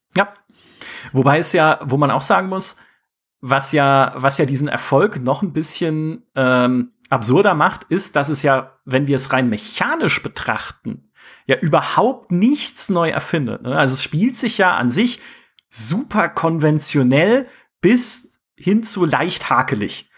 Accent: near the Black Forest, Baden-Württemberg, Germany; ich komme aus dem Schwarzwald, fast, ja, also da aus der Nähe

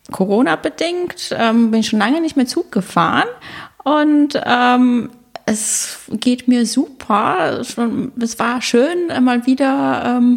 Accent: North Rhine-Westphalia, Germany; moved away as an adult; now in Munich, Germany; ich komme aus Nordrhein-Westfalen, ja, ähm, dort ist auch meine Familie und dann nach dem Abitur habe ich beschlossen, nach München zu gehen.

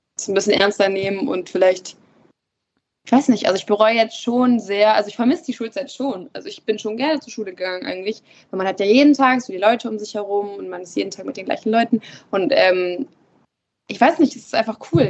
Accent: Emden, Lower Saxony, Germany; also born or lived in Wittmund; ich bin hier nicht geboren, ich bin in Emden geboren

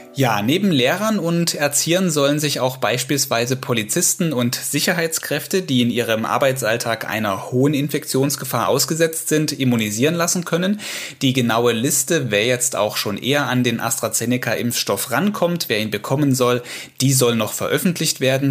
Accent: Saxony, Germany; Bei uns in Sachsen

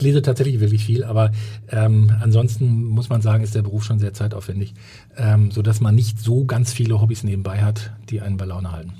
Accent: Sauerland, North Rhine-Westphalia, Germany; moved away as an adult; also born or lived in Ruhr area / Berlin; now in Hamburg, Germany; ich komme aus dem Ruhrgebiet und ähm, beziehungsweise dann auch äh, groß geworden im Sauerland

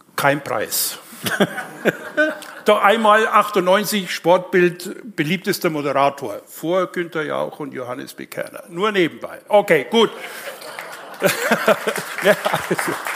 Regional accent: Nuremberg, Bavaria, Germany; now in Leipzig, Germany; ich bin gebürtiger Nürnberger

